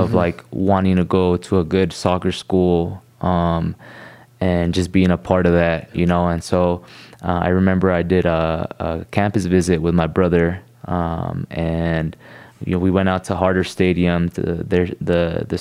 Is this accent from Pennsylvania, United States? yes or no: no; Costa Mesa, California, United States; I grew up in Costa Mesa